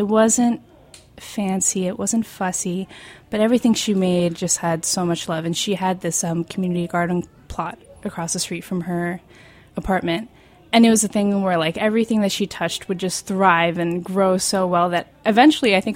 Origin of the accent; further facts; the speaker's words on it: Seattle, Washington, United States; moved away; also born or lived in Chicago / New Jersey; So I was born in Chicago, but then my parents moved to Seattle and spent a lot of time in Seattle. We also lived in New Jersey for a little bit, but Seattle's mainly where I grew up.